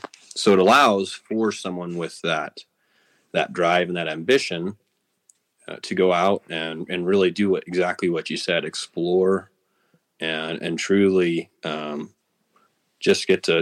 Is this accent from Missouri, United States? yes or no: no; Missoula, Montana, United States; So born in Missoula, and my family moved west of Missoula, and we've been living in this country ever since.